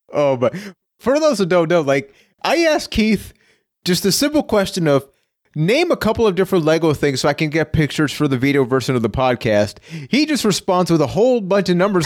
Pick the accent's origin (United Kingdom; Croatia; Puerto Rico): Puerto Rico; I am from Puerto Rico.